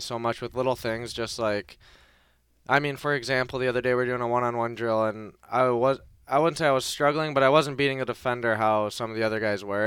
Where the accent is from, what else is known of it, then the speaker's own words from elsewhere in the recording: Detroit, Michigan, United States; moved away; I got to play in my, my hometown for one of the preseason games in Detroit